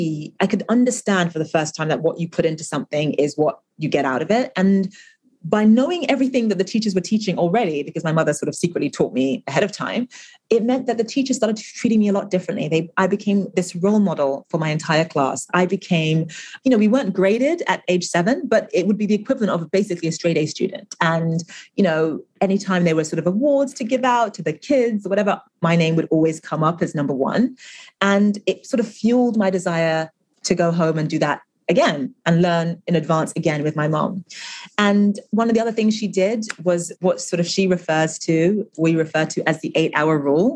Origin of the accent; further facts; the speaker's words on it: Nigeria; English is a second language; And, you know, they knew that I was originally from Nigeria, and they asked all sorts of questions about Nigeria.